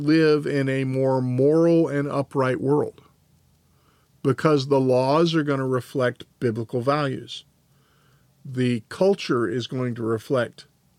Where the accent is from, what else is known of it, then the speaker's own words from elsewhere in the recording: Atlanta, Georgia, United States; I'm old enough to remember, especially growing up in Atlanta, nothing was open on Sundays.